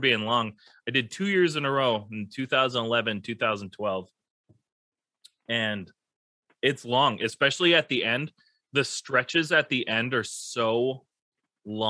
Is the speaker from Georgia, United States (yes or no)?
no; Duluth, Minnesota, United States; We grew up together up in Duluth